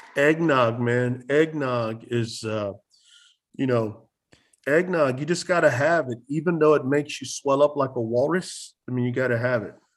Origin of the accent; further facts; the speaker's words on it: San Antonio, Texas, United States; moved away as an adult; also born or lived in Utah; I'm originally from San Antonio, Texas